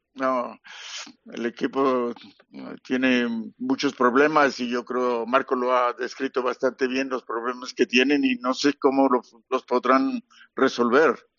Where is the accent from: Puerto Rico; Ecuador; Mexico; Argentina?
Mexico; en mi tierra